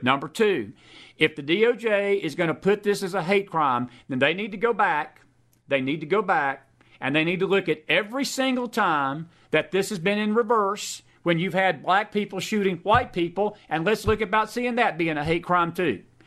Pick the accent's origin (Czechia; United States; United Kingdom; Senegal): United States; Georgia; my home state of Georgia